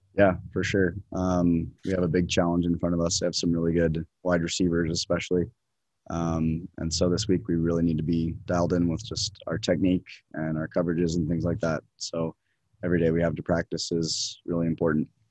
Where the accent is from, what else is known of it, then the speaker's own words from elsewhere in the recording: Salt Lake City, Utah, United States; also born or lived in Pittsburgh, Pennsylvania; now in Provo, United States; I'm from Salt Lake City, Utah.